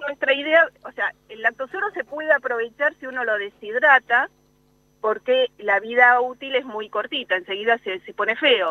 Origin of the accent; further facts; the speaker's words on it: Buenos Aires, Argentina; moved away as an adult; now in La Pampa, Argentina; yo soy de Buenos Aires, hice mi doctorado allá